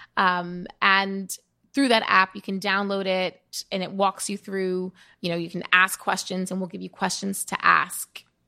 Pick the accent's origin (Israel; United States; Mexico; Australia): United States; New York City, New York; growing up in the Bronx, witnessing firsthand what it means to have a zip code determine your health